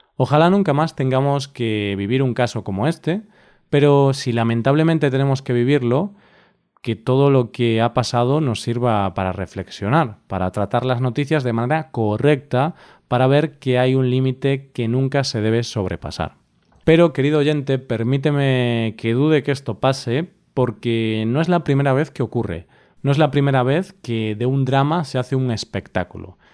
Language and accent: Spanish; Spain; cómo somos los españoles